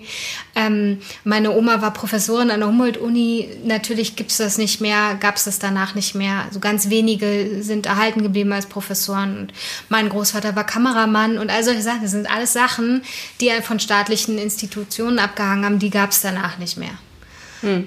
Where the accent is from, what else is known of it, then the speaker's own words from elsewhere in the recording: Berlin, Germany; ich komme ja aus dem Osten Berlins